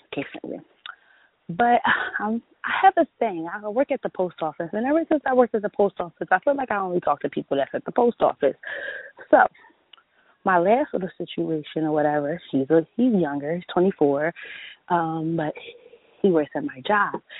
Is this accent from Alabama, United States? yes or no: no; Philadelphia, Pennsylvania, United States; I'm from Philly